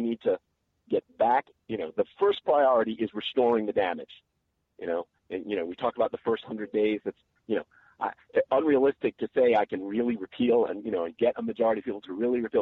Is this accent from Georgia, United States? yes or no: no; New York, United States; now in North Carolina, United States; I grew up in New York and I went to a segregated public school